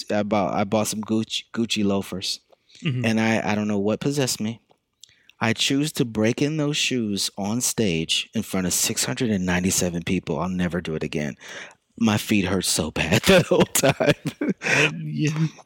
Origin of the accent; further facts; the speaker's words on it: the South, United States; born there; now in New York City, United States; I was born in the South. I would not change that.